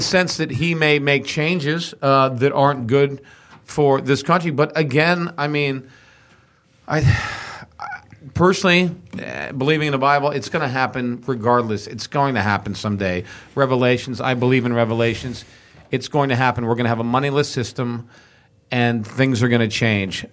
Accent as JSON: {"language": "English", "region": "Texas", "country": "United States", "tie": "born or raised there", "said": "I grew up in Texas"}